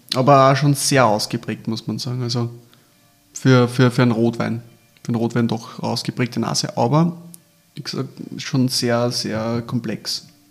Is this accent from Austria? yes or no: yes; Austria; bei uns in Österreich